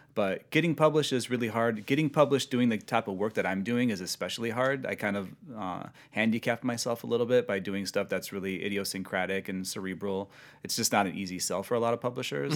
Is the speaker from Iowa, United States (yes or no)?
yes; Sioux City, Iowa, United States; moved away as an adult; also born or lived in Portland, Oregon; now in Los Angeles, United States; born and raised in Sioux City.